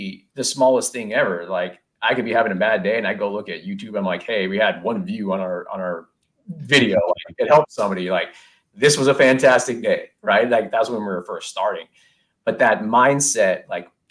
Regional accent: Silicon Valley, California, United States; growing up in Silicon Valley

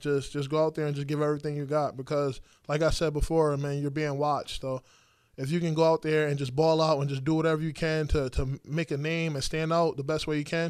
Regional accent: Connecticut, United States; Oh, man, Connecticut, it's different. It's different. Some people don't understand Connecticut.

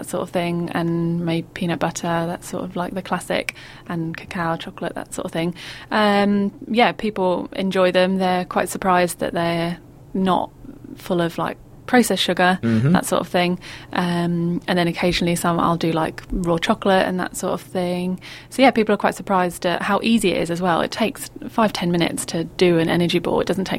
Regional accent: Bury St Edmunds, East of England, United Kingdom; Bury St Edmunds, where I grew up in Suffolk in the UK.

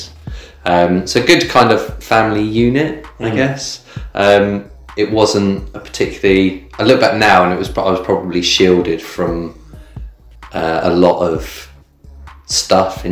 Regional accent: Bournemouth area, South West England, United Kingdom; also born or lived in Midlands / London; I was born in the Midlands, but then I moved here when I was two. So I've never really known anything any different, like growing up. So I grew up down here.

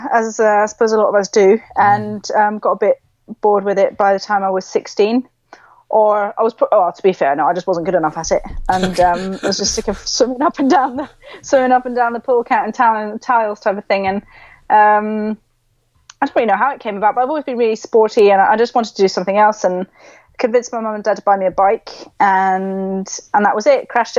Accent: Switzerland; Originally, my mum and dad are British, but I grew up in Switzerland. So I'm actually technically got British blood and a Swiss passport.

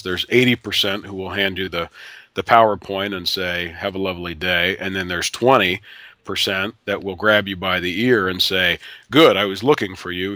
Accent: Ohio, United States; moved away; a girl that I grew up with back in Ohio

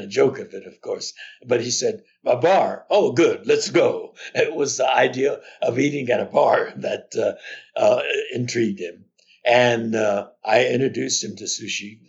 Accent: Los Angeles, California, United States; I'm the only one who was born and raised in Los Angeles. I have a responsibility as a native Angelino

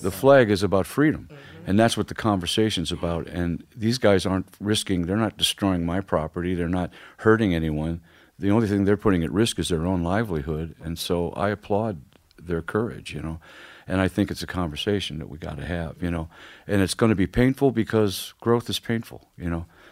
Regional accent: Ferguson, Missouri, United States; I grew up in Ferguson

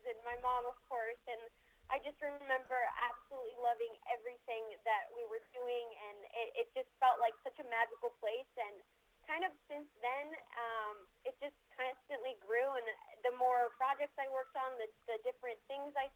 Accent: Chicago, Illinois, United States; moved away; I'm actually originally from Chicago.

